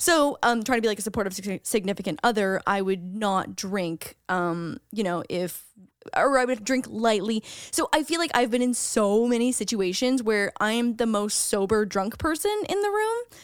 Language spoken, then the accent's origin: English; Canada; as a Canadian